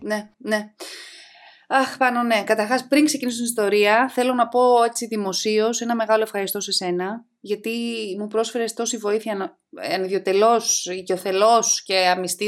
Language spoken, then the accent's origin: Greek; outskirts of Athens, Attica, Greece; also born or lived in Thessaloniki, Greece / Nottingham, United Kingdom / London, United Kingdom; είμαι από τα Πέριξ των Αθηνών